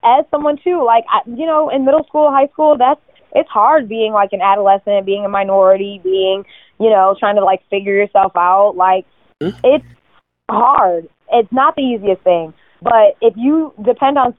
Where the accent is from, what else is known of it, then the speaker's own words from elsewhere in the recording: Connecticut, United States; moved away as an adult; now in New York, United States; I'm from Connecticut originally.